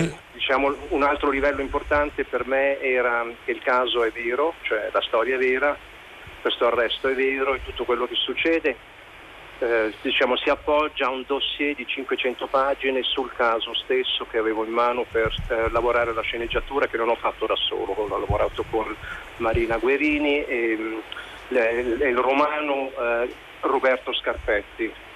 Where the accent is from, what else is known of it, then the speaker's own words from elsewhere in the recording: Switzerland; sono figlio di migranti italiani, sono cresciuto in Svizzera ma sempre anche con delle radici italiane